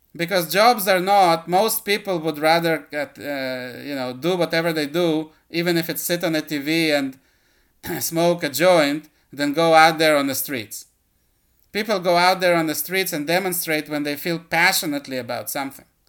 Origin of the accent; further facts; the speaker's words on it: Israel; Israel, my home country